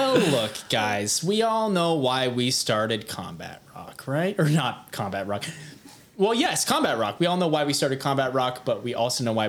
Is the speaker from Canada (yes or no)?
no; Scotland, United Kingdom; I'm Scottish.